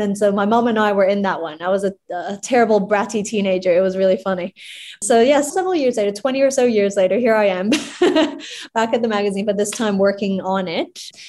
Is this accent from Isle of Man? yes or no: no; Hong Kong; So when I was born and raised in Hong Kong, and I always knew Tatler as the society magazine.